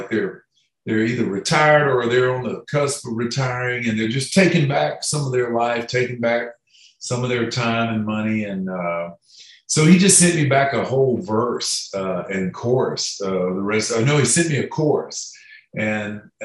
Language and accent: English; Florida, United States; moved away; I'm originally from Florida, and I just recently moved back